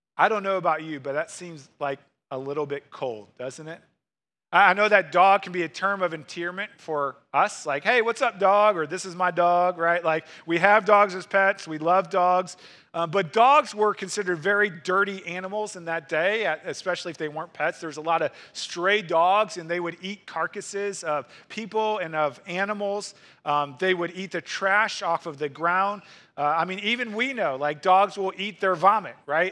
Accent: Missouri, United States; moved away as an adult; now in Wisconsin, United States; I grew up in Missouri

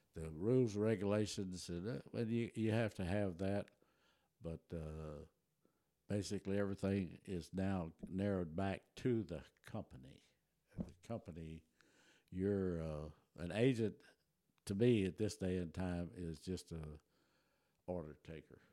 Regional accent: Taylor, Texas, United States; born or raised there; first language German; English is a second language; also born or lived in Germany

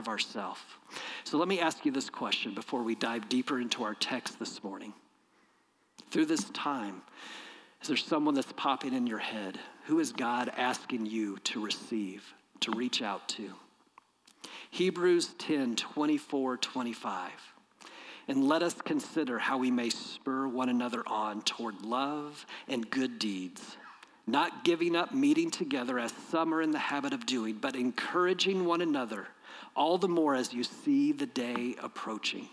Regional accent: Peoria, Illinois, United States; growing up in Peoria, Illinois, in my church

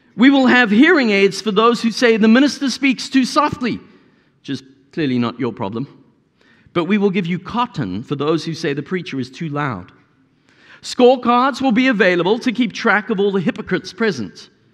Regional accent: South Africa; As a South African

